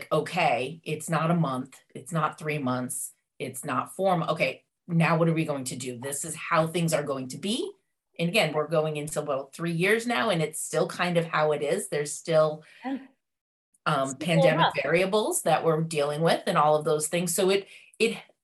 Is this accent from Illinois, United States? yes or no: no; Massachusetts, United States; I'm from Massachusetts. So born and bred, masshole as we're known as